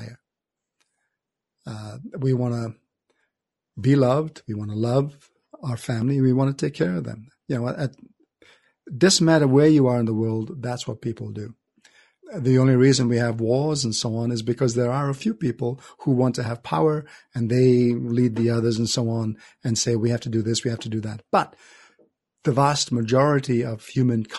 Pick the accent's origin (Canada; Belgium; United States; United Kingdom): Canada; also born or lived in India; grew up in Canada